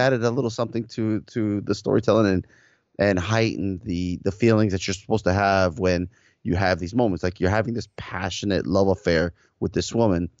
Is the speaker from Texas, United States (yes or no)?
no; Miami, Florida, United States; I grew up in South Miami, um, in the early eighties, you know, early nineties